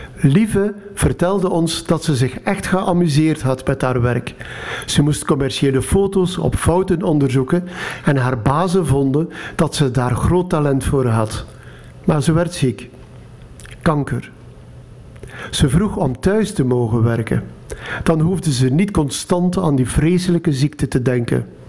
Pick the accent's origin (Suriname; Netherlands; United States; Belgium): Belgium; Jabbeke, Flanders; moved away; Tien jaar geleden ging ik nog eens terug naar mijn geboortedorp, Zerkegem. Nu Jabeke.